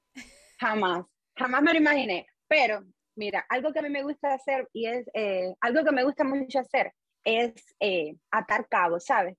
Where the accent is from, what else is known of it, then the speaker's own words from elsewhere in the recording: Holguín, Cuba; moved away as an adult; also born or lived in Havana, Cuba / Santiago de Cuba, Cuba / China; now in United Arab Emirates; cuando regresé a Holguín, terminé mi primer y segundo año del conservatorio.